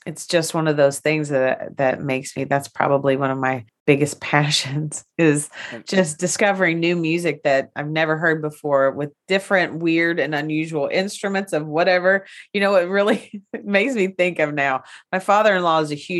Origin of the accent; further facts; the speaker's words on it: United States; I grew up on Rock Creek Holler